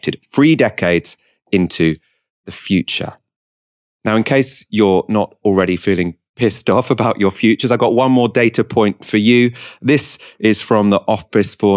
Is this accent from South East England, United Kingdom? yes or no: no; Waltham Forest, London, United Kingdom; I'm from Waltham Forest